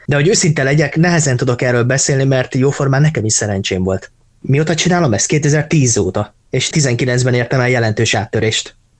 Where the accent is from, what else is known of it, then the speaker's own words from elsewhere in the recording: Hungary; magyarok vagyunk